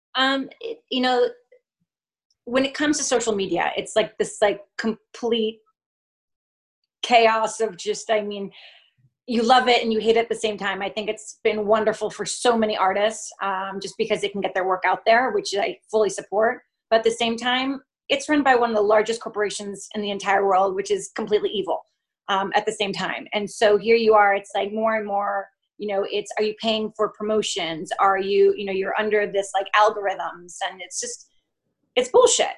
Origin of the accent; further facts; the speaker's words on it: Vermont, United States; also born or lived in France; now in New York, United States; I grew up in Vermont and I have a Colombian mother